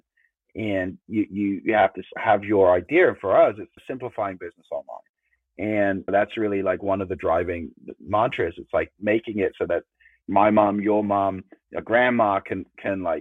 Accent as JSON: {"language": "English", "region": "England", "country": "United Kingdom", "tie": "born or raised there", "said": "growing up in England"}